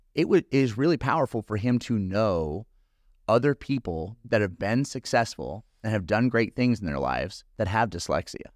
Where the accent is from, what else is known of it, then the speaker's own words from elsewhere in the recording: California, United States; moved away; I'm from California